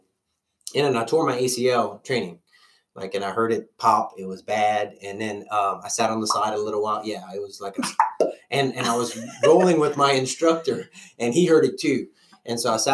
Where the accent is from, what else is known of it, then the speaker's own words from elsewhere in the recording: Louisiana, United States; accent: Cajun; moved away as an adult; now in Oklahoma, United States; I'm originally from Louisiana, and my accent will probably come out